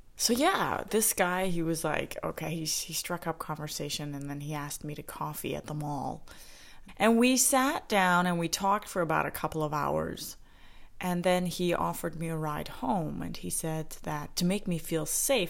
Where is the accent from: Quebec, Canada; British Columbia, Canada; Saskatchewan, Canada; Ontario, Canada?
Saskatchewan, Canada; Saskatoon; Saskatoon, Saskatchewan, where I grew up in Canada